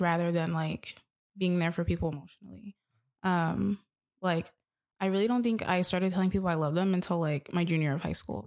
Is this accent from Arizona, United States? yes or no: yes; Tucson, Arizona, United States; growing up in Tucson